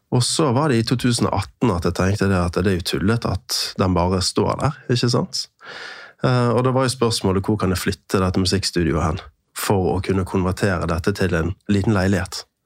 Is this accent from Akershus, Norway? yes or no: no; Bergen, Vestland, Norway; also born or lived in Sunnmøre; now in Eastern Norway, Norway; jeg er fra Bergen. Uh, født og oppvokst halvveis der, og så flyttet vi med familien til Sunnmøre